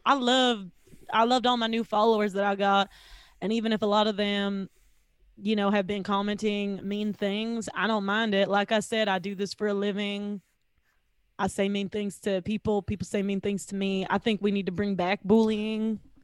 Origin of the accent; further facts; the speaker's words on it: the South, United States; I'm from the South